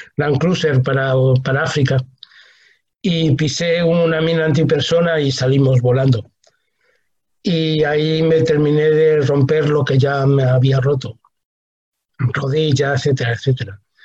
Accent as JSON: {"language": "Spanish", "country": "Spain", "also_born_or_lived": "Cuba", "moved": "as an adult", "said": "yo, que soy castellano, eh, eh, mesetario, mucho frío en invierno y mucho calor en verano"}